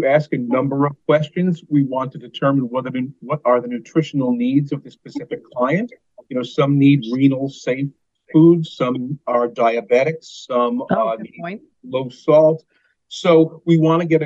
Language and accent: English; New York City, New York, United States; moved away as an adult; now in Vermont, United States; I'm from the New York City metro area originally